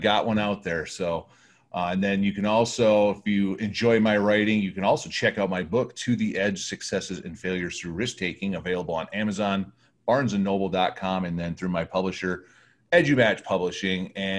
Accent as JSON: {"language": "English", "region": "Michigan", "country": "United States", "tie": "born or raised there", "moved": "yes", "said": "my trek to Michigan recently, I brought back a boatload of beer from the local brewery in my hometown."}